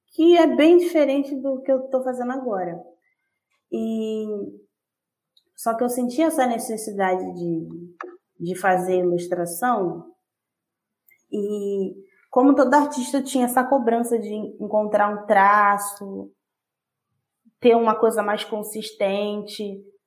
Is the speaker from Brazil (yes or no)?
yes; Rio de Janeiro, Brazil; Eu sou da zona oeste do Rio de Janeiro, mas eu moro na zona norte